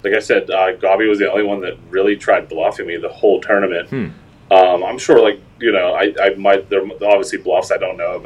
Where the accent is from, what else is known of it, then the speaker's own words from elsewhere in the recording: South Park, Pennsylvania, United States; I'm from South Park, Pennsylvania. It's like right on the outskirts of Pittsburgh